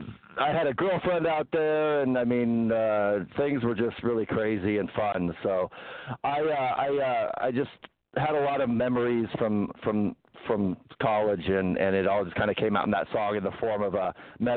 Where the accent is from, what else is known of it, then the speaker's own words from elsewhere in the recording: Los Gatos, California, United States; also born or lived in Arizona; now in Santa Barbara, United States; I'm from the Bay Area, Los Gatos, and I actually ended up moving here from Arizona. I graduated from the University of Arizona